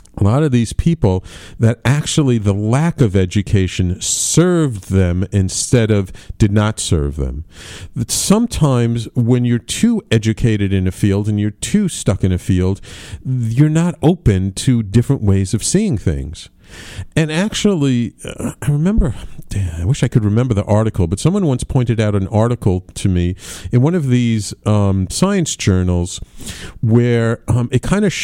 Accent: New York City, New York, United States; after having been in many, many years in my hometown, New York City

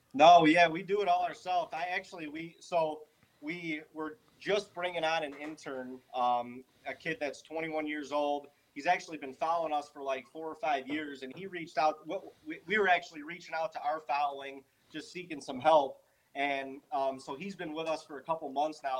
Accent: Ohio, United States; also born or lived in Western New York; we're from Ohio

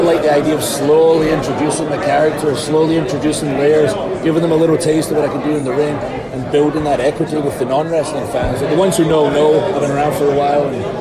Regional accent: Scotland, United Kingdom; moved away as an adult; I'm from Scotland

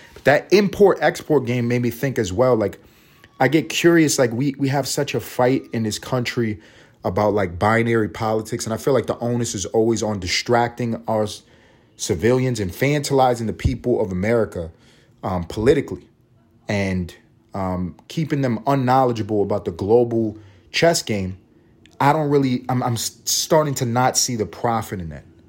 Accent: New York City, New York, United States; I grew up in the East Side, East Harlem, one hundred ninth and third Avenue

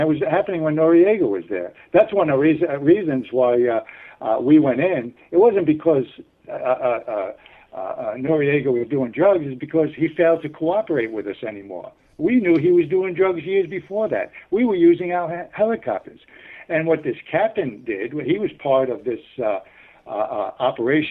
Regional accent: New York City, New York, United States; moved away as an adult; when I was growing up in New York

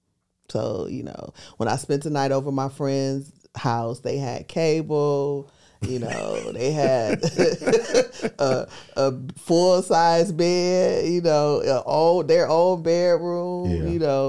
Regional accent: Milwaukee, Wisconsin, United States; now in Atlanta, United States; I'm originally from Milwaukee, Wisconsin. Been in Atlanta for 30 years.

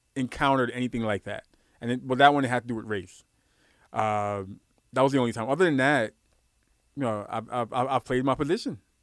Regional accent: New York City, New York, United States; also born or lived in Guyana; I grew up in Brooklyn.

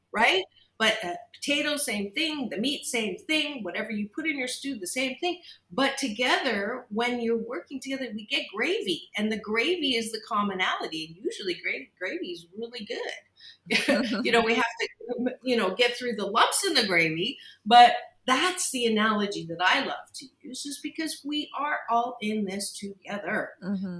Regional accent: Kitchener, Ontario, Canada; I was born and raised in Canada in a very non diverse area. Uh, Kitchener, Waterloo, Ontario

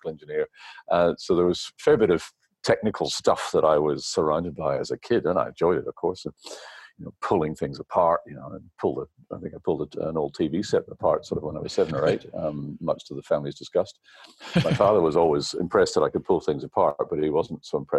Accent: New Zealand; moved away as an adult; also born or lived in Belfast, Northern Ireland; now in Australia; I did my high schooling, my teenage years in New Zealand, and then undergraduate was at Victoria University in Wellington.

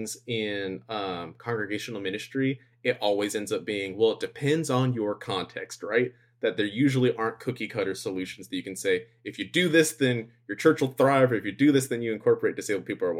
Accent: United States; moved away; being American

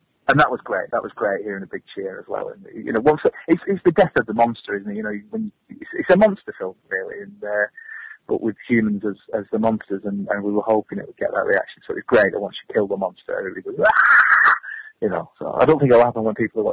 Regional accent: Accrington, North West England, United Kingdom; I'm from Accrington. I grew up as a welder

